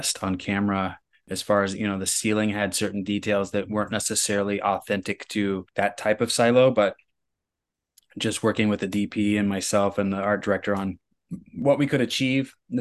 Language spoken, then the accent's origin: English; Midwest, United States; I grew up in the Midwest